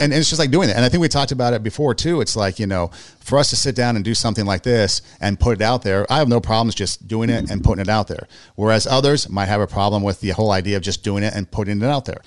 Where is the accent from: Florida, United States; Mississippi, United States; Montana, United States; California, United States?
California, United States; Los Angeles; also born or lived in Iowa / Nebraska; I grew up in California, I grew up in L